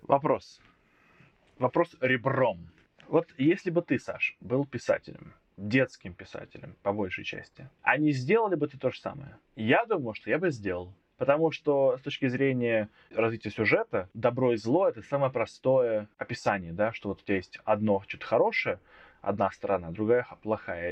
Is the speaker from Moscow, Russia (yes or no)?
no; Voronezh, Voronezh Oblast, Russia; Я из Воронежа